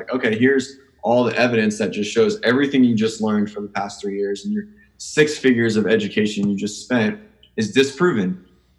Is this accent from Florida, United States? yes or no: yes; Pensacola, Florida, United States; also born or lived in Miami; I was from Pensacola. It's where I went to undergrad